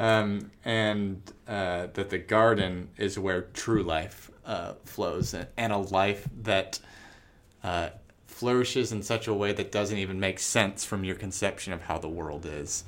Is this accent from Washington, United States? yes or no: no; Tucson, Arizona, United States; I grew up in Tucson.